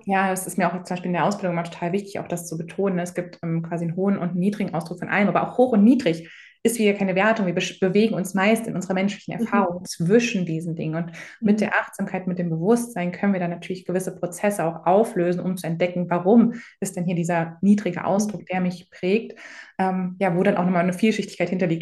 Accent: Germany; in, Deutschland groß geworden, hier zur Schule gegangen

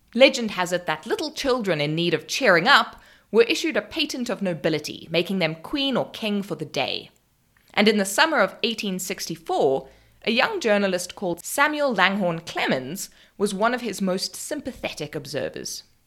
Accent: South Africa; I'm South African

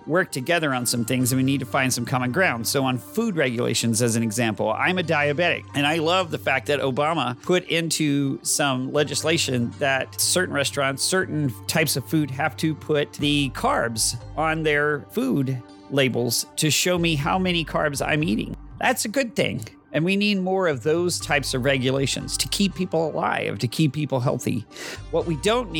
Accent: Texas, United States; I am that Texan caught in the middle

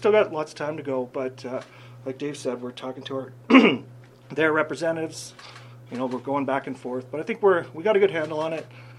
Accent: Cochrane, Alberta, Canada; And, you know, I'm from Cochrane. You know, it's not often you get a chance to be a hometown guy and work for your pro sports team.

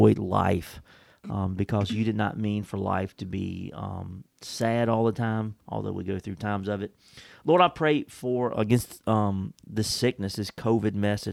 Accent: United States; I'm much more of a Christian than I am an American

